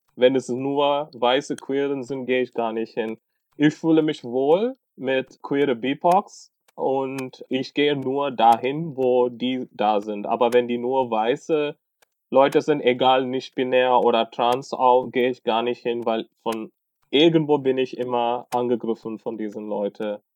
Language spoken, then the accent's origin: German; Tamil Nadu, India; German is a second language; now in Germany; ursprünglich, ich bin aus Tamil Nadu.